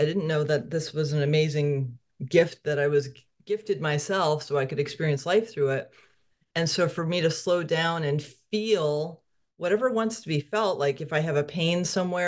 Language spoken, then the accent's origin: English; Connecticut, United States; now in Salem, Oregon, United States; I grew up in Connecticut.